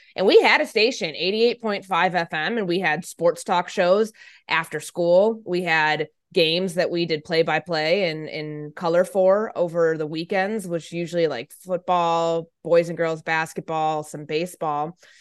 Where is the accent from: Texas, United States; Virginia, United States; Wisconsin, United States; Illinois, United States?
Illinois, United States; Chicago; I grew up in the Chicagoland area